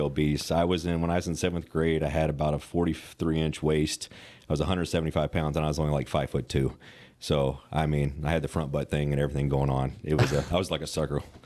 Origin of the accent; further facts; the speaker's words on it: Western Kentucky, United States; I grew up in Western Kentucky